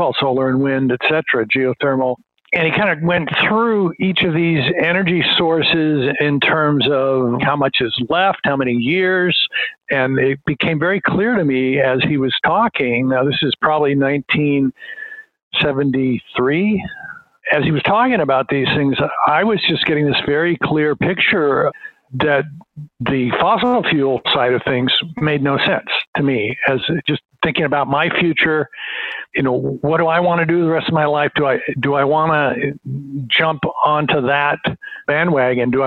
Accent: Walnut Creek, California, United States; I'm a local guy. I was raised in Walnut Creek, just maybe 20 miles away from UC

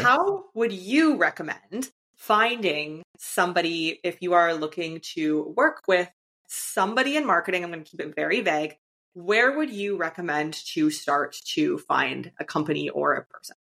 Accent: Canada; moved away as an adult; my home country of Canada

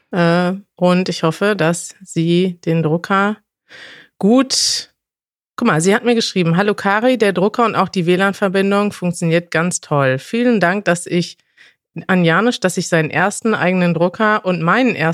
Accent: Indonesia; German is a second language; also born or lived in Chicago; now in Germany; ich komme aus Indonesien

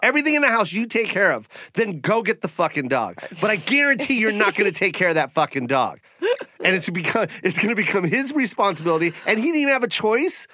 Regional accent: Washington, United States; I'm from Washington

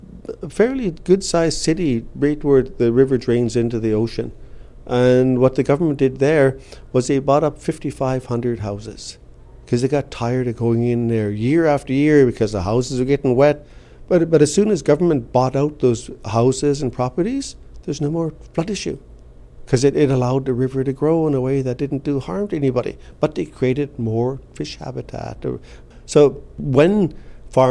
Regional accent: Seabird Island, British Columbia, Canada; I'm from Seabird Island.

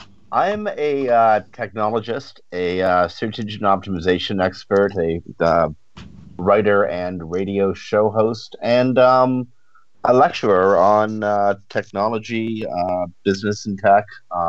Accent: Toronto, Ontario, Canada; also born or lived in Victoria, Canada; I was born and raised in Toronto, and I'm based back in Toronto again.

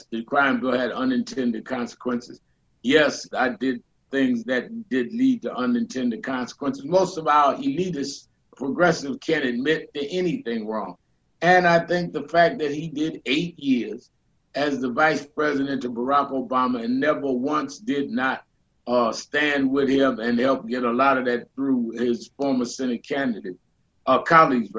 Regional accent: New York City, New York, United States; I was born and raised in Brooklyn

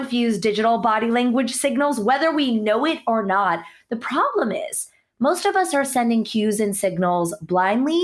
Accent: United States; born or raised there; also born or lived in India

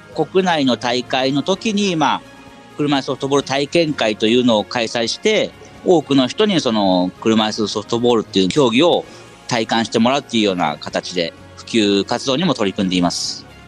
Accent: Gunma, Japan; 地元私群馬なんですけども

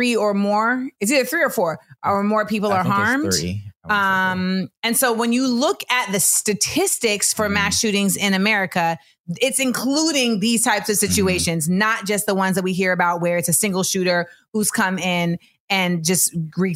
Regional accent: Florida, United States; I'm from Florida

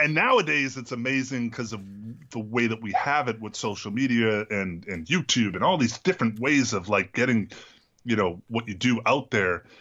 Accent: Massachusetts, United States; I'm from Massachusetts

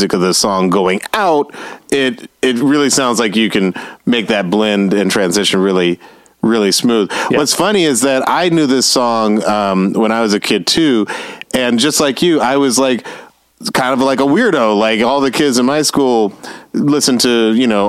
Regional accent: Atlanta, Georgia, United States; I was growing up in Atlanta.

